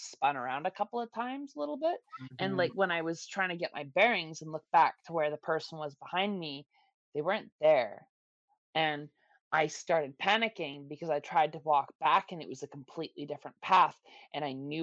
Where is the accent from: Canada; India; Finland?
Canada; now in Toronto, Canada; my hometown, because I was born there. I was raised there. I grew up there.